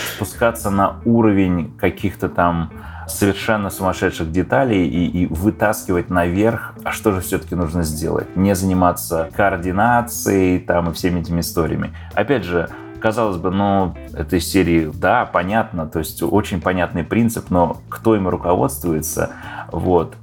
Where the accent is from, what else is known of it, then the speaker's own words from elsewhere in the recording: Russia; moved away as an adult; also born or lived in Slovakia / Ukraine; now in Los Angeles, United States; Я родился в Словакии давным-давно, 40 лет назад. Жил немного на Украине и переехал в Россию, где провел, наверное, большую часть своей жизни, 25 лет